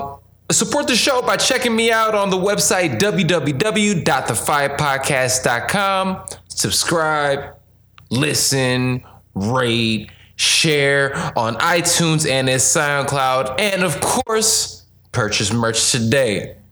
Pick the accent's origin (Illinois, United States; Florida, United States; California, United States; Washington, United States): Illinois, United States; Chicago; right here in my hometown of Chicago.